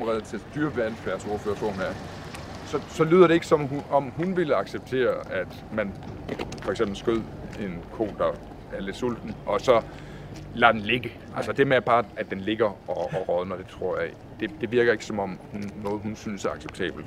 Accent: Southern Jutland, Southern Denmark, Denmark; da jeg var dreng, og vi sad foran fjernsynet derhjemme i Sønderjylland

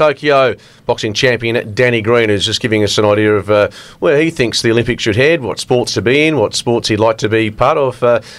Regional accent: Canada; I was born in Canada

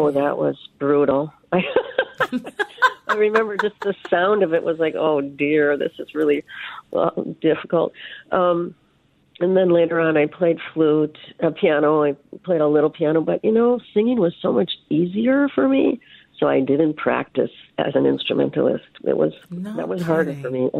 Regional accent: Hibbing, Minnesota, United States; I was born in Hibbing

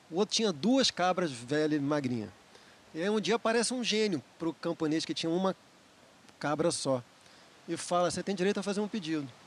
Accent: Rio de Janeiro, Brazil; eu queria mandar um abraço pro meu compadre Dondon, com é... quem eu cresci no Andaraí.

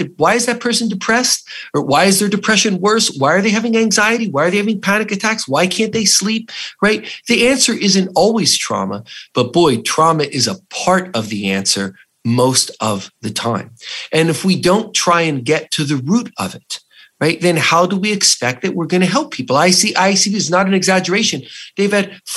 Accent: New Jersey, United States; I was an Italian from New Jersey

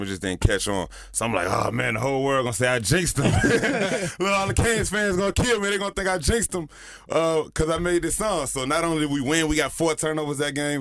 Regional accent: Miami, Florida, United States; I'm from Miami

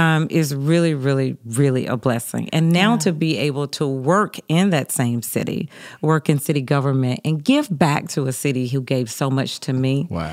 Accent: Atlanta, Georgia, United States; So growing up in Atlanta has just been really awesome. I grew up in Southwest Atlanta. My parents are native Atlantans as well.

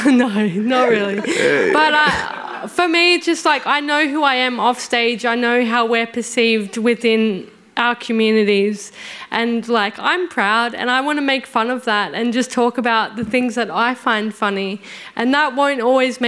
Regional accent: New South Wales, Australia; also born or lived in Byron Bay; I'm from New South Wales

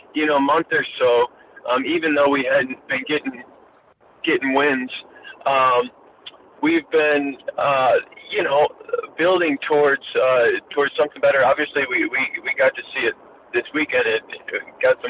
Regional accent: Belleville, Illinois, United States; moved away as an adult; now in Australia; I grew up in Belleville, Illinois, 15 minutes on the Illinois side, but from St. Louis, Missouri

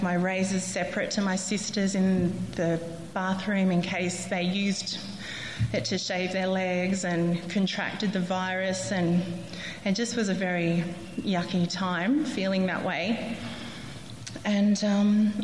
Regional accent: Central Coast, New South Wales, Australia; now in Canberra, Australia; I grew up on the Central Coast.

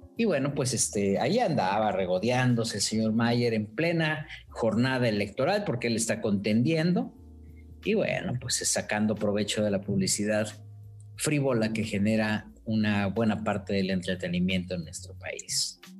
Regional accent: Mexico; soy mexicano

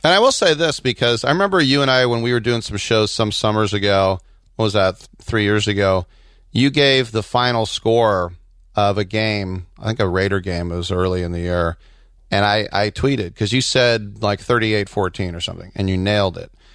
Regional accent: United States; As an American

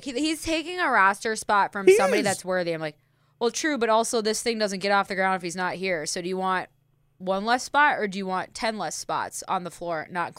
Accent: Boston, Massachusetts, United States; accent: Bostonian; I can't even like do my Bostonian accent right now

